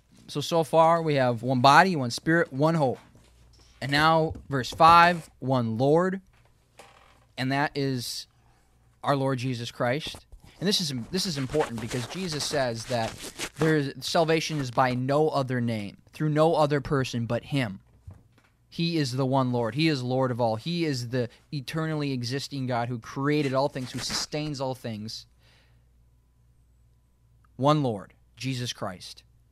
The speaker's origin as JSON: {"language": "English", "region": "Minnesota", "country": "United States", "tie": "born or raised there", "said": "I grew up in Minnesota. I have hazel eyes, brown hair."}